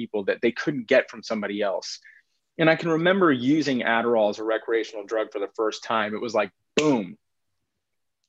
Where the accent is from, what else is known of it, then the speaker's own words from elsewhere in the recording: Texas, United States; now in Pacific Northwest, United States; I grew up in Texas. I'm a seventh generation Texan